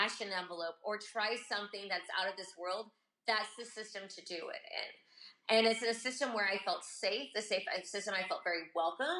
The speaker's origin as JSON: {"language": "English", "country": "United States", "also_born_or_lived": "Japan", "moved": "as an adult", "lives_now": "Sicily, Italy", "said": "as an American woman overseas"}